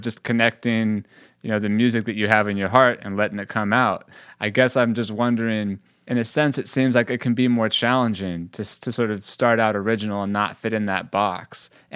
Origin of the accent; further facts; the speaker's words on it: the Bay Area, California, United States; I grew up in the Bay Area